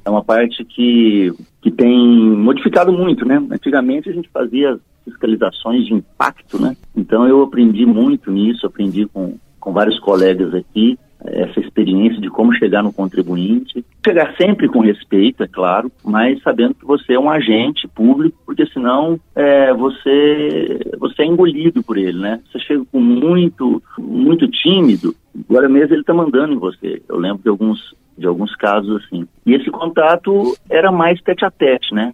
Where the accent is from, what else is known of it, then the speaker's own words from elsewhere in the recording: Uberlândia, Minas Gerais, Brazil; moved away as an adult; also born or lived in Uberaba / São Paulo; now in Ribeirão Preto, Brazil; eu sou mineiro de Uberaba, cresci em Uberlândia e sou paulista de coração, né?